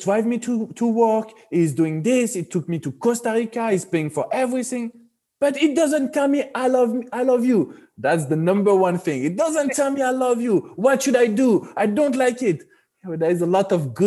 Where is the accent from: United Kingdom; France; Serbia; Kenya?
France; accent: French; English is a second language; moved away as an adult; now in Florida, United States; French people, we like to touch.